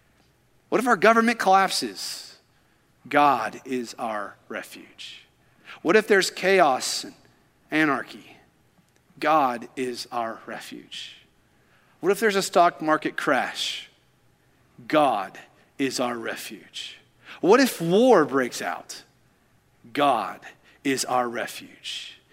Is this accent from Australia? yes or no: no; Kentucky, United States; now in Alabama, United States; You see, growing up in Kentucky, I always assumed that the tornadoes only took place in the Midwest, in that tornado alley of Kansas, Texas, just all up in that area. But then I moved here and I realized, oh, Alabama is a tornado gathering place.